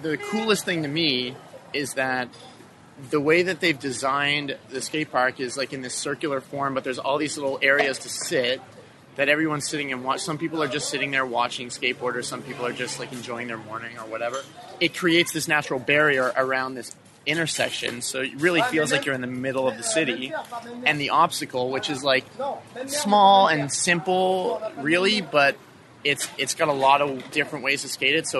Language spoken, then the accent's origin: English; Halifax, Nova Scotia, Canada; I'm from Halifax, Nova Scotia, Canada.